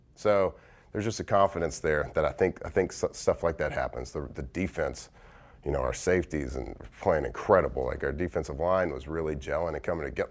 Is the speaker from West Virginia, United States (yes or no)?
no; Texas, United States; moved away as an adult; I grew up in Texas, so I grew up a Cowboy fan